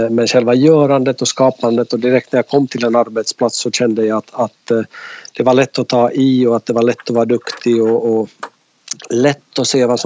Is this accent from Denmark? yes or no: no; Finland; now in Jönköping, Sweden; Absolut, det går inte att dölja eh, på en podd i alla fall.